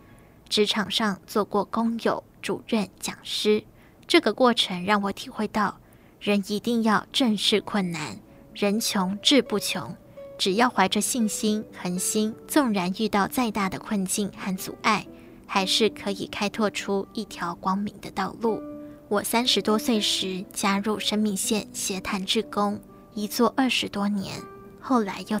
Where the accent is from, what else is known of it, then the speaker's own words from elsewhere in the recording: Tainan, Taiwan; 我是台南人，父亲是警察，母亲从事农作，微薄的收入要养活我们九个子女，家里经济常捉襟见肘。